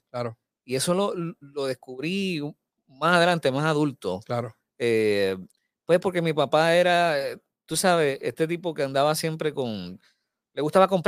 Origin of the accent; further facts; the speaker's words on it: Bayamón, Puerto Rico; Yo soy natural de Bayamón. Ok. Eh, nacido y criado en Sierra Bayamón.